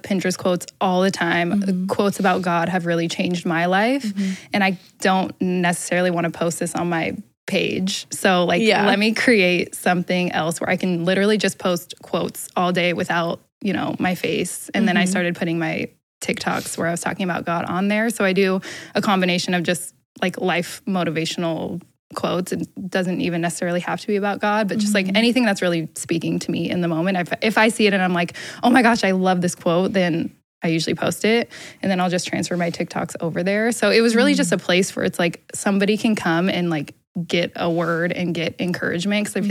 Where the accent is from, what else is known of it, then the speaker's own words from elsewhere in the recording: Portland, Oregon, United States; moved away as an adult; now in Los Angeles, United States; So I grew up in Portland, Oregon. Little girl from Portland, rainy old Oregon.